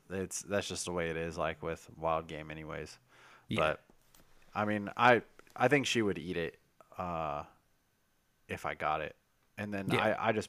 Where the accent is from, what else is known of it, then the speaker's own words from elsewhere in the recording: Kentucky, United States; This is Kentucky. We are from Kentucky.